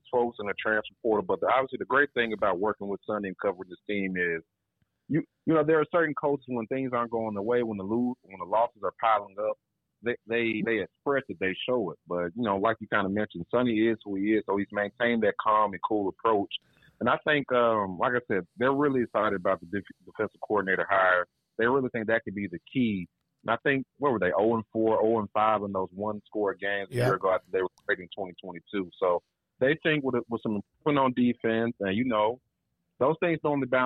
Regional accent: Memphis, Tennessee, United States; now in Fort Worth, United States; I'm from Memphis

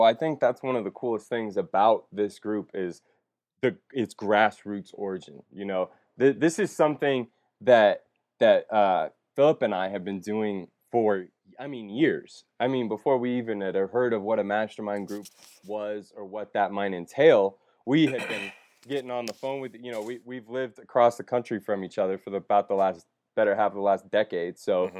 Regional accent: Las Vegas, Nevada, United States; So I was born in Vegas. To a great family.

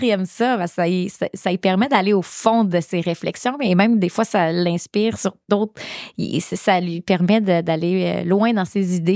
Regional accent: Gaspésie, Quebec, Canada; chez nous en Gaspésie

